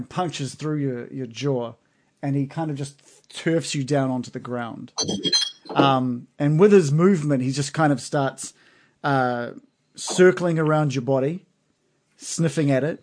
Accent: New Zealand

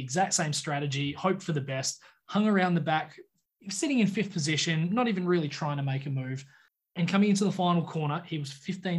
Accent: Australia; But, yeah, it is an image as an Australian fan that you will always remember

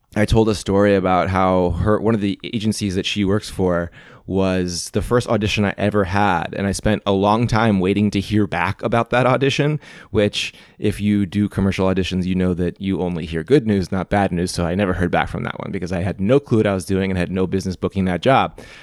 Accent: Missouri, United States; growing up in Missouri

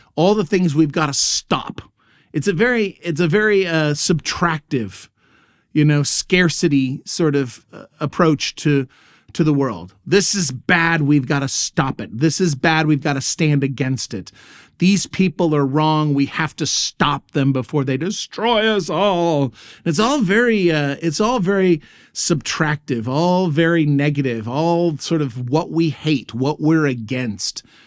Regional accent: Texas, United States; moved away as an adult; now in Germany; this Texas boy.

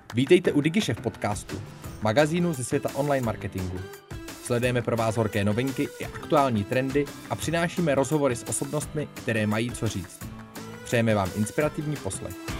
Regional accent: Czechia; my, jako Češi

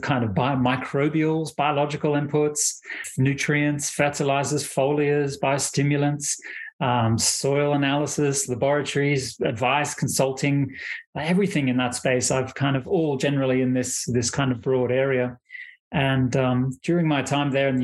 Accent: Australia; moved away; I'm originally from Australia. That's where I was born and raised

